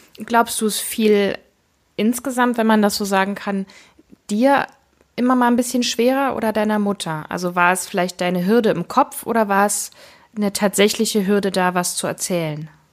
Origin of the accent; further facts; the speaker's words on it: East Germany, Germany; also born or lived in Leipzig; Ich bin selbst im Osten geboren, nur wenige Monate vor dem Fall der Mauer